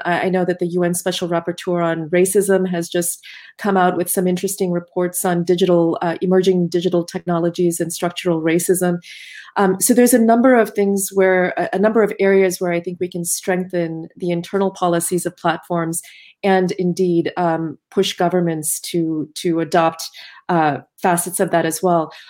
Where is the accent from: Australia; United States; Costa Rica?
United States